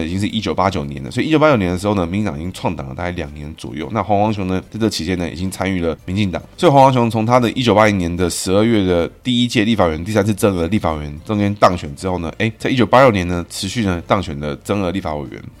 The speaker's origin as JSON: {"language": "Chinese", "country": "Taiwan", "said": "我们台湾人一定是先干自己人啊"}